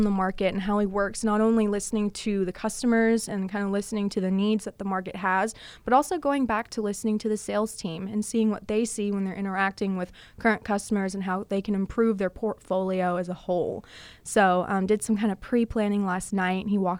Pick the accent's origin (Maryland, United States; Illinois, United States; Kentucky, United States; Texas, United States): Texas, United States; it's Texas, it's my home state